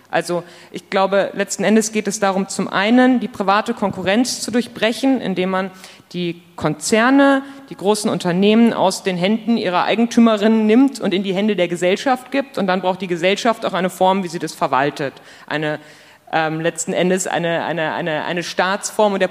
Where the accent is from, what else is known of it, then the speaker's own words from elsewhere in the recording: Munich, Bavaria, Germany; ich komme aus München